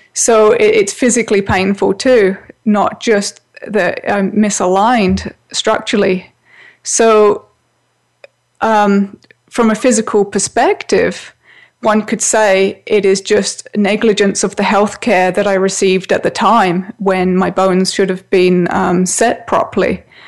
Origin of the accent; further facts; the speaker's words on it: England, United Kingdom; I grew up in England where all children had to wear a school uniform